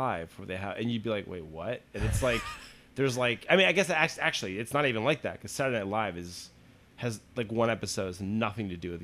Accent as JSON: {"language": "English", "country": "United States", "said": "I'm an American"}